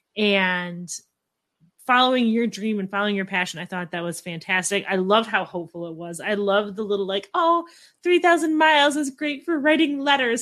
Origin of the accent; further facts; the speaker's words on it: Midwest, United States; I'm from the Midwest